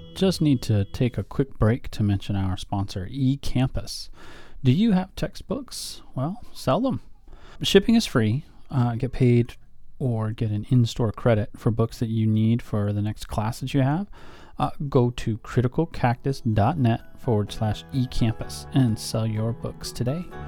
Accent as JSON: {"language": "English", "country": "United States", "said": "for me as an American, as a patriot here"}